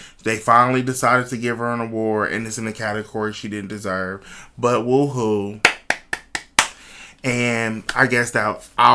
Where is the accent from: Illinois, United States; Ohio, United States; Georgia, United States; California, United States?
Ohio, United States; Cleveland; moved away as an adult; now in Dayton, United States; I'm originally from Cleveland, Ohio, but I've been living in Dayton, Ohio for like the last 12 years